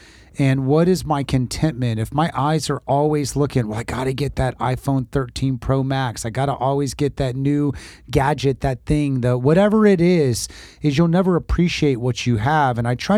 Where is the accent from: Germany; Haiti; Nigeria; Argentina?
Haiti; Port-au-Prince, Ouest; born there; I was born in Haiti and Canopy Vert, Port-au-Prince.